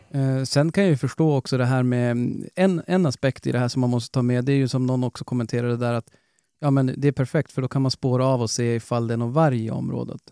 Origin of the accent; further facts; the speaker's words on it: Norrland, Sweden; vi är norrlänningar